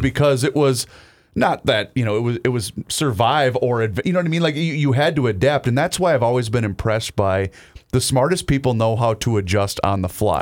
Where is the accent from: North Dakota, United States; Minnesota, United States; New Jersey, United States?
Minnesota, United States; Carver; my hometown of Carver, Minnesota